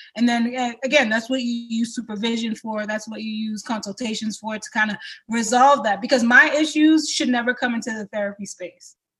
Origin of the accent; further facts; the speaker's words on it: Boston, Massachusetts, United States; I am the daughter of a Cameroonian man and a Haitian woman, uh, born and raised in Boston